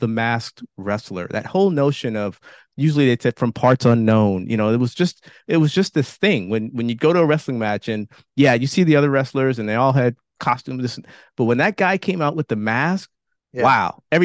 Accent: Richmond, California, United States; I grew up in Richmond, California

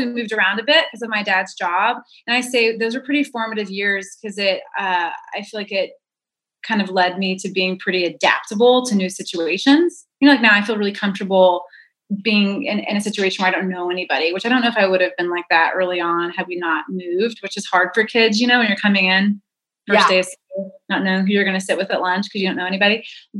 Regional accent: Duncan, Oklahoma, United States; We lived the first 10 years of my life. We were in a small town, Duncan, Oklahoma

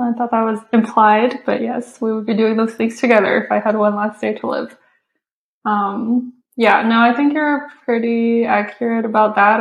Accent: China; moved away; I grew up watching it in China

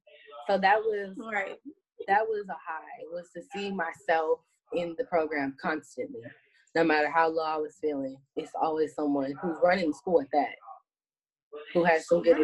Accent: California, United States; Like, I'm a Californian, I do earthquakes, fires, light things, but I don't do hurricanes.

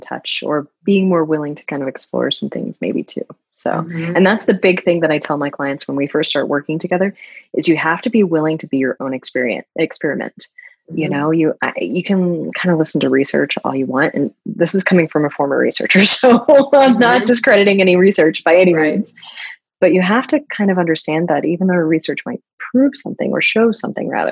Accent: Florida, United States; moved away; I'm from Florida originally

